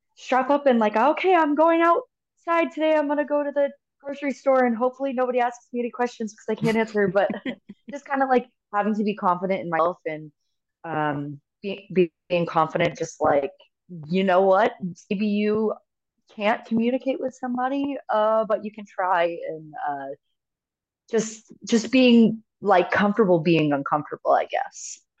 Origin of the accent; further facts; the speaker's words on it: United States; I am American